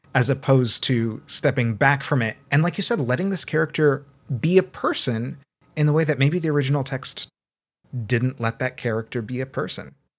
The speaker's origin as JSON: {"language": "English", "town": "Seattle", "region": "Washington", "country": "United States", "tie": "born or raised there", "also_born_or_lived": "Brazil", "said": "I was born in Brazil. I grew up in North Seattle"}